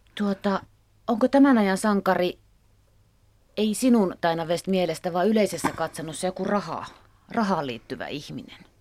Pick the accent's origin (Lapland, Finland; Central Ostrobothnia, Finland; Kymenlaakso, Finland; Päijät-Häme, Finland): Central Ostrobothnia, Finland; Kalajoki